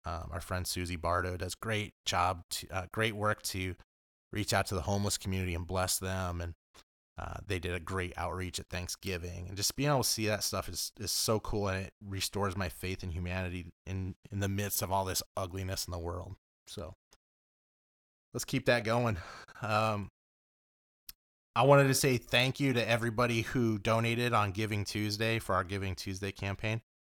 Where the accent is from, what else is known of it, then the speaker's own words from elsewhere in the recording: Los Angeles, California, United States; moved away; also born or lived in Oswego; I grew up in Los Angeles